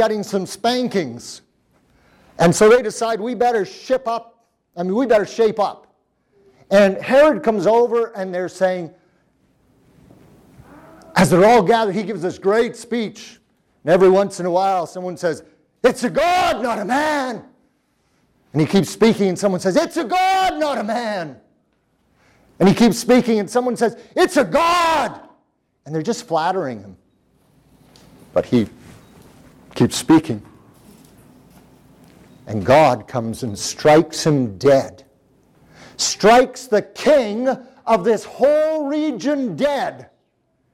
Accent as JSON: {"language": "English", "country": "Canada", "said": "I am from Canada"}